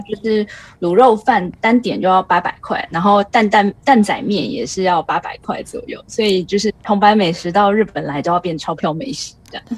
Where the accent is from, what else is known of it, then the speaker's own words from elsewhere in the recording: Taiwan; moved away as an adult; now in Tokyo, Japan; 我一个台湾人